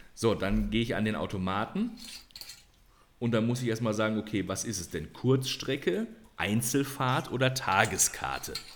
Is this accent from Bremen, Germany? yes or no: no; Detmold, North Rhine-Westphalia, Germany; moved away; in meiner Heimat, in Detmold und Umgebung.